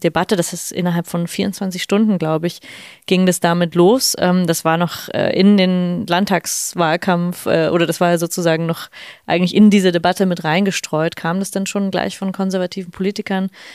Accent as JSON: {"language": "German", "country": "Germany", "said": "als Deutsche Linke"}